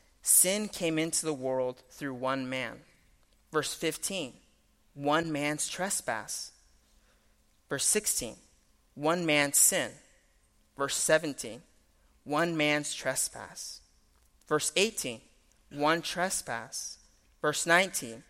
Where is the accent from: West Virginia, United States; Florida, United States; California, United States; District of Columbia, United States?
Florida, United States; also born or lived in New York; I was born in New York, but I was raised in Florida.